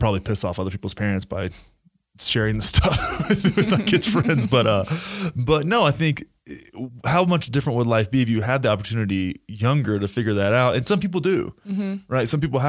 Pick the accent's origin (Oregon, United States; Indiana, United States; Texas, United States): Texas, United States; Graham; I always look back and think about like growing up in Graham, Texas, right?